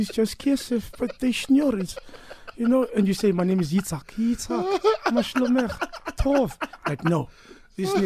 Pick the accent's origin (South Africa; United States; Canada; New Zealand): South Africa; I don't know where my accent is from, but I'm South African